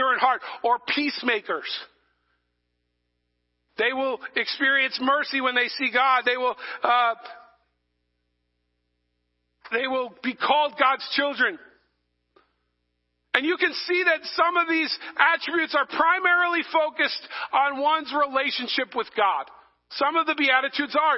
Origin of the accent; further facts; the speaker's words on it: New England, United States; also born or lived in New Jersey; I'm from New England. We're not nice people